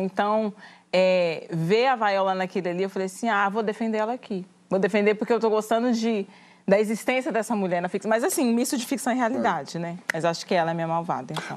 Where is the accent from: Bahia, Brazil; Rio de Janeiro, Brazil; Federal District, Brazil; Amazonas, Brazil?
Federal District, Brazil; Brasília; moved away; also born or lived in Goiás; eu sou do Goiás, mas eu cresci em Brasília.